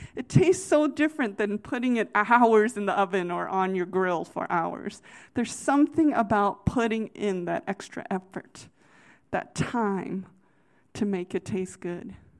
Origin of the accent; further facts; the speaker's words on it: United States; I'm from the Virginia, D C area